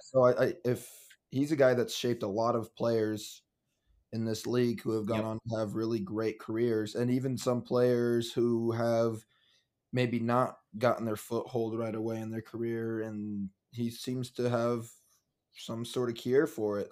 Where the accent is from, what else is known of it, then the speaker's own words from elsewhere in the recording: Nebraska, United States; we're from Nebraska, uh, born and raised, Husker fans